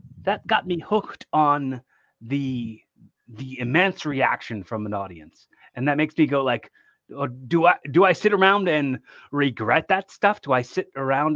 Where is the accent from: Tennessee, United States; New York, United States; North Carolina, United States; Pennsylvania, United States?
Pennsylvania, United States; Philadelphia; we're from Philly